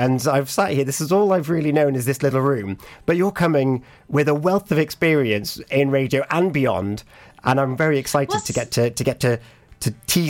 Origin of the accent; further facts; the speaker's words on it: the Havens, Pembrokeshire, Wales, United Kingdom; moved away; So I'm from the Havens originally. I did move away. I've come back.